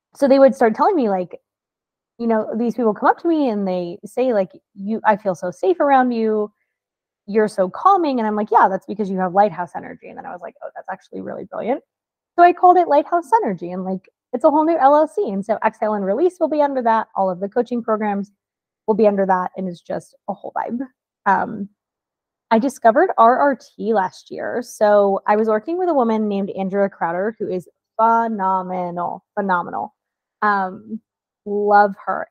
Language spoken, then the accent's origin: English; Florida, United States; moved away; I'm also from Florida